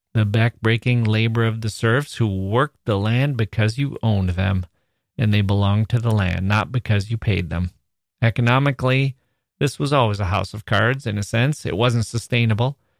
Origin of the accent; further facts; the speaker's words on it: Wisconsin, United States; as an American